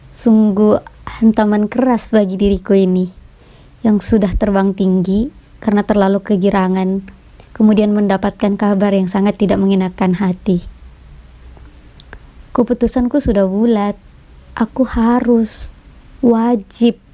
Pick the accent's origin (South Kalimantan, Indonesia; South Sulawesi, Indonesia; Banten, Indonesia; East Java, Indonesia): South Sulawesi, Indonesia; Makassar; born there; Aku ingin keluar dari kota kelahiranku sendiri, yaitu kota Makassar